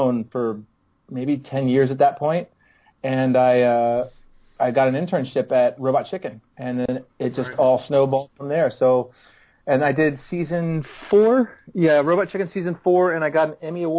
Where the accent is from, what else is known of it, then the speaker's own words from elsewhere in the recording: Annapolis, Maryland, United States; moved away as an adult; also born or lived in Silver Spring, Maryland / Los Angeles; I was born in Maryland, actually in Silver Spring, Maryland, and then I grew up in Annapolis